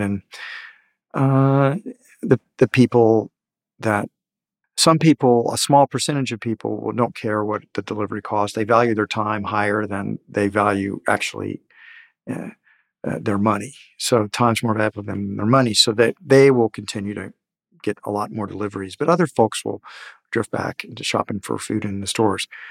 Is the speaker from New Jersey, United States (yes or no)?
no; Houston, Texas, United States; I grew up in Houston where mothers would lock the kids in doors